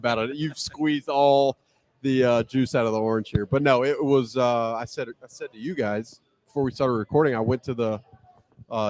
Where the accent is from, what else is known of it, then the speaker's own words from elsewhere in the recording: Alabama, United States; moved away as an adult; now in Minnesota, United States; I grew up in Alabama, so you can imagine the football being kind of in my blood